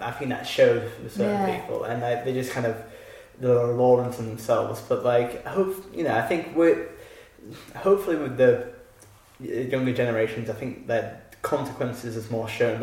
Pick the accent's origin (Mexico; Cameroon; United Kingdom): United Kingdom; as a British person